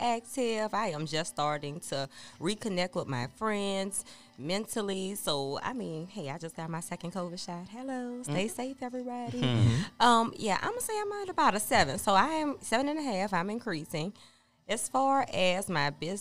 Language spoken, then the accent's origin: English; New Orleans, Louisiana, United States; I'm from Louisiana.